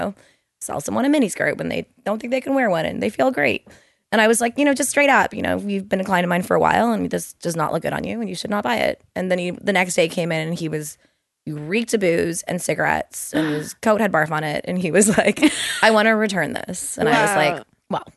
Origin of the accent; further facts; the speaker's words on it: Toronto, Ontario, Canada; I'm from Toronto.